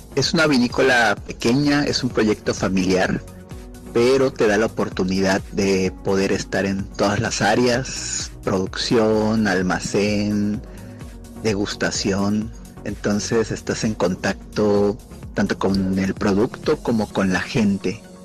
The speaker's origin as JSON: {"language": "Spanish", "region": "Yucatán", "country": "Mexico", "also_born_or_lived": "Mérida", "moved": "as an adult", "lives_now": "Valle de Guadalupe, Mexico", "said": "fundador del proyecto Barón del Vino, de origen yucateco y actualmente radicando en Valle Guadalupe"}